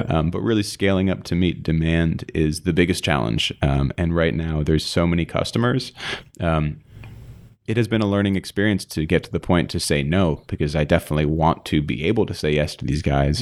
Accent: East Coast, United States; moved away; I grew up on the East Coast

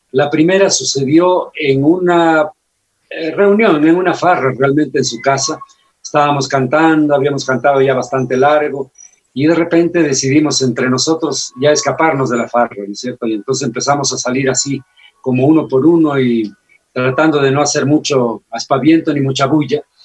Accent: Loja, Ecuador; lo que los lojanos sentimos

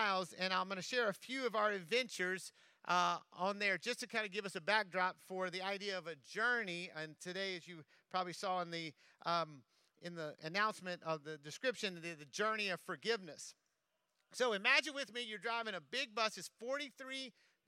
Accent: Louisiana, United States; I'm from Louisiana

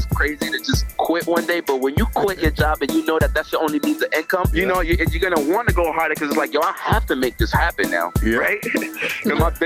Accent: Boston, Massachusetts, United States; also born or lived in Mattapan, Boston; I grew up in Dorchester, and then I moved to Mattapan at like 14, 15, but I didn't hang in Mattapan. I just lived there. My upbringing was in Dorchester

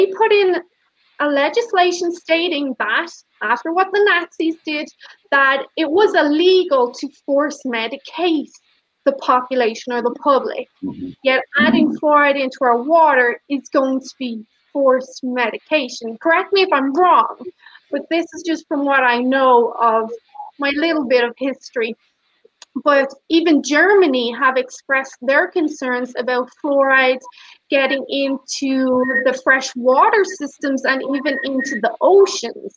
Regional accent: Ireland; moved away; My home country, Ireland

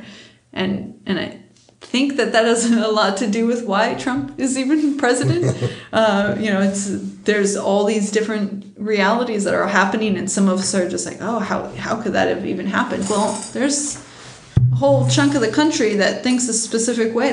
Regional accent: United States; I'm an American

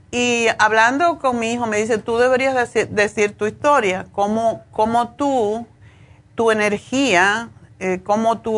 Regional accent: Cuba; moved away as an adult; also born or lived in Spain; cuando yo me fui de Cuba tenía un apartamento lujosísimo, eh, frente al malecón, en el piso décimo

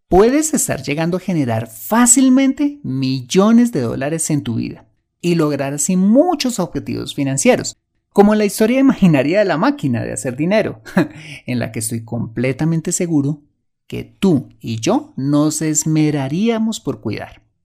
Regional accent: Colombia

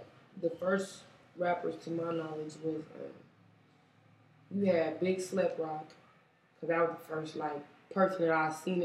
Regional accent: Sacramento, California, United States; I was born and raised in Oak Park.

